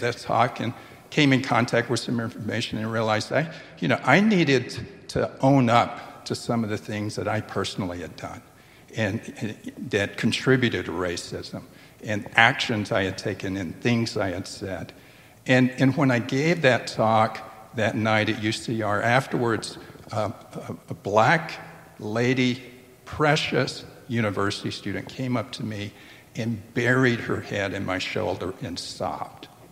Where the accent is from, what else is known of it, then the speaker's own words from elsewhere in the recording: Tupelo, Mississippi, United States; my hometown